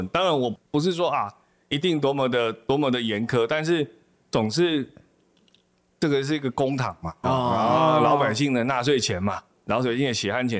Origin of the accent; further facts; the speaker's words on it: Yunlin County, Taiwan; 不是我是云林人